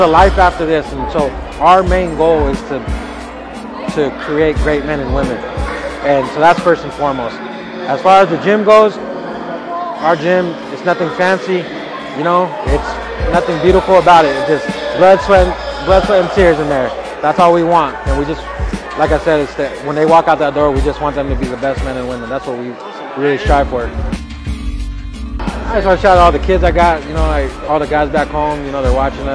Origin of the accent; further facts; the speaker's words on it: Greeley, Colorado, United States; I'm from Greeley, Colorado